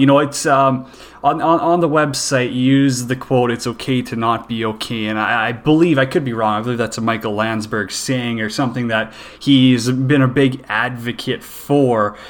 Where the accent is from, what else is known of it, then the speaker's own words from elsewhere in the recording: Saskatchewan, Canada; I grew up in Saskatchewan